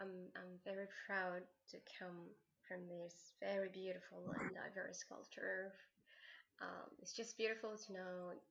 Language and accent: English; Algeria; I'm from Algeria